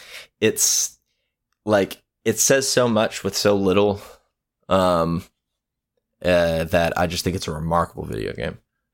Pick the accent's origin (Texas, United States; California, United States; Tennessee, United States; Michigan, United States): Texas, United States; I'm from Texas. We know. You told us.